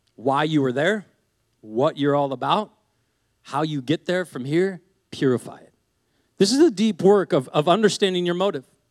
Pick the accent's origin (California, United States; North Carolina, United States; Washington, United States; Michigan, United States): Washington, United States; Seattle; I grew up in Seattle